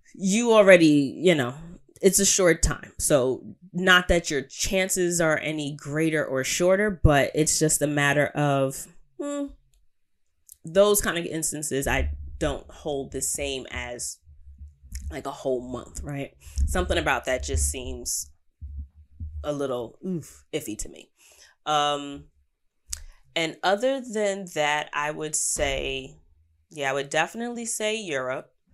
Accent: New York, United States; As an American, as a New Yorker

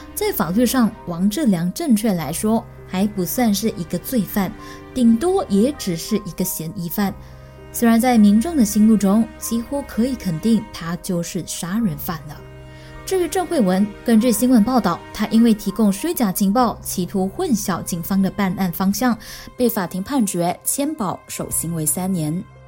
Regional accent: Malaysia; 我们大麻人说的巴萨马浪

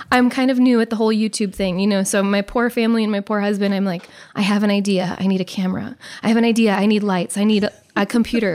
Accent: Beaver Lake, Nebraska, United States; also born or lived in Omaha, Nebraska / Conestoga, Nebraska; we grew up in Beaver Lake

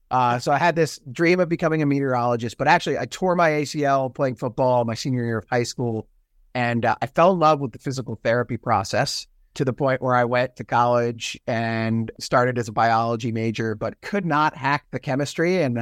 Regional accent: Virginia Beach, Virginia, United States; also born or lived in Pennsylvania / Washington, D.C.; Virginia and Pennsylvania. Virginia Beach, which again, actually, we were in D.C. first because he was at the Pentagon.

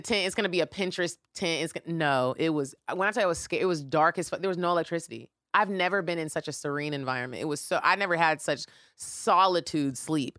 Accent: Atlanta, Georgia, United States; We're from Atlanta, Georgia, in the States

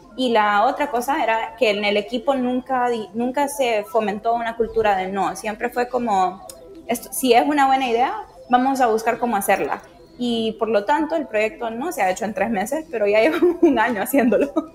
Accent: Tegucigalpa, Francisco Morazán, Honduras; yo crecí en Honduras, en Tegucigalpa, que está bastante cerca a, bosque tropical.

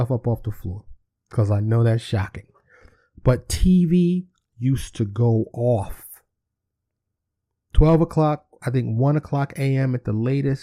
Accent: New York City, New York, United States; I grew up in New York City.

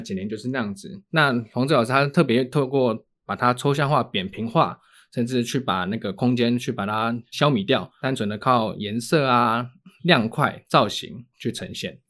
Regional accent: Taiwan; 那是真的我们的台湾的母语

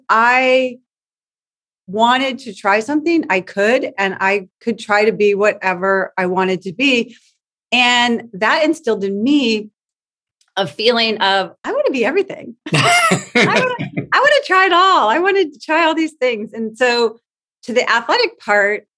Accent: West Covina, California, United States; I grew up in West Covina

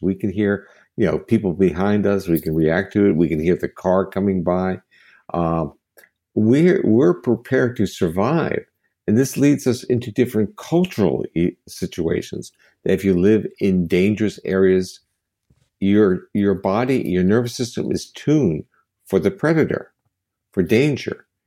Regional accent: United States; as an American

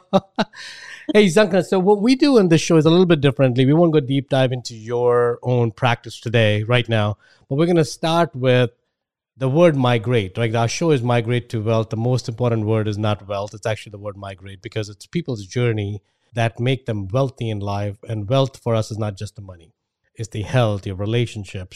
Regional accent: India; accent: Indian; my Indian accent

